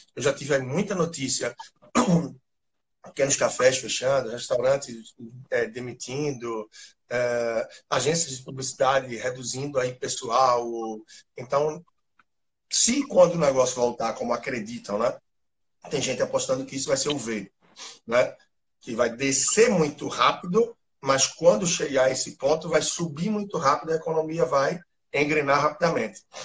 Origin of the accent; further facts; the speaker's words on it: Recife, Pernambuco, Brazil; sou de Recife, formado em administração